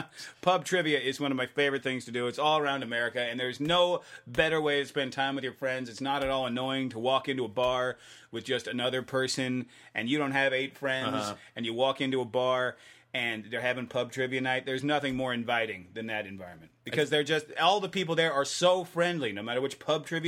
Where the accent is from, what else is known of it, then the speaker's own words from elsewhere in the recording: Tennessee, United States; We're both from the same state. He's from Georgia. I'm from Tennessee.